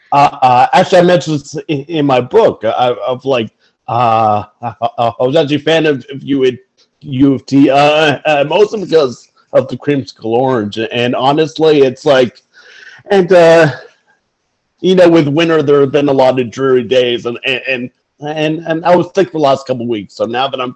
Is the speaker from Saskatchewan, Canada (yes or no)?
no; Ottawa, Ontario, Canada; moved away as an adult; also born or lived in St. John's, Newfoundland and Labrador; now in Toronto, Canada; I'm originally from St. John's, Newfoundland, but I grew up in Ottawa, Ontario